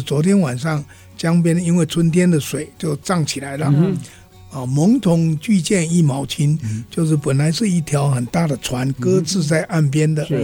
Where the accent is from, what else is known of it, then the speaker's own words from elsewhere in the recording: Guanxi, Hsinchu County, Taiwan; moved away as an adult; now in Taipei, Taiwan; 我是从小在关系长大的